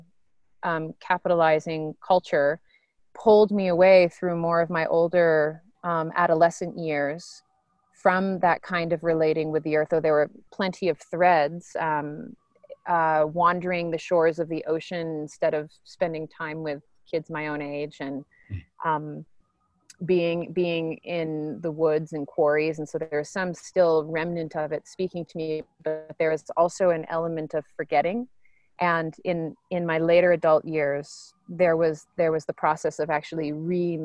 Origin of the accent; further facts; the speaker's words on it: Maine, United States; growing up in Maine